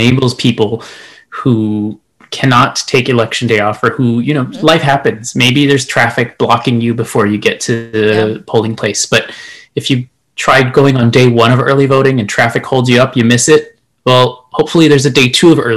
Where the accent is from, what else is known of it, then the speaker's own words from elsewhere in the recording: El Paso, Texas, United States; moved away; I am from El Paso, Texas, as you can see, a proud El Paso with my poster here